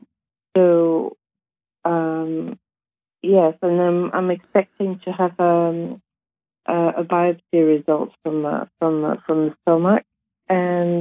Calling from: London, United Kingdom; I'm calling you from London, UK

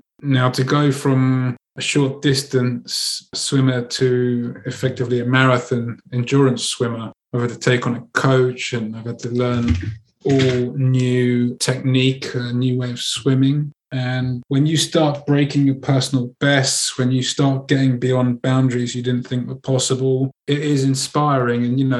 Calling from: Andalusia, Spain; Channeling in from Spain, from the south of Spain.

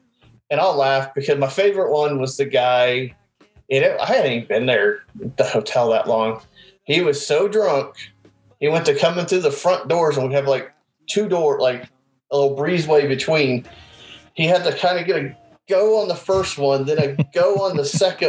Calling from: Indiana, United States; I'm in Indiana, just south of Indianapolis.

